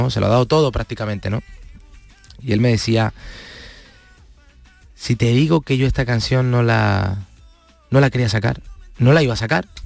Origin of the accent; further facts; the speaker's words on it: Palma del Río, Andalusia, Spain; No voy por mi pueblo todo lo que me gustaría, pero siempre está dentro, está dentro mío. Yo soy mi pueblo. Mm. yo soy Palma de Río.